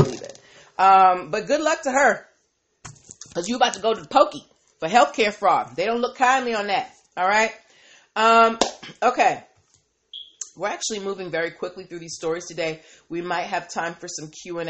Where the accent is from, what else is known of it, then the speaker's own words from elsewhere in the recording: East Coast, United States; I'm from the East Coast